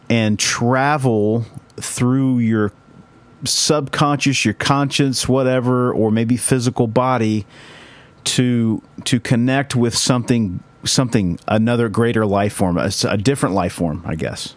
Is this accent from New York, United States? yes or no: no; Bible Belt, Oklahoma, United States; living in Oklahoma that you know we we grew up in the Bible Belt